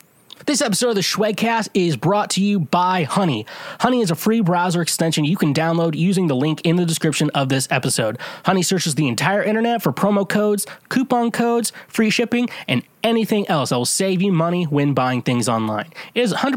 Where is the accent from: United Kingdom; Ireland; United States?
United States; Midwest; I'm from the Midwest